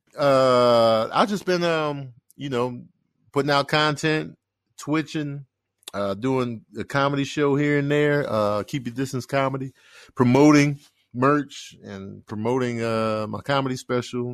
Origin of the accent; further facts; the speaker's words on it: Chicago, Illinois, United States; moved away; growing up in Chicago